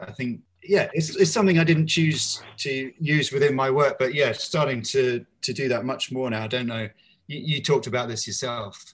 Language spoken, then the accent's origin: English; Bedfordshire, East of England, United Kingdom; also born or lived in South London; now in London, United Kingdom; I'm originally from Bedfordshire.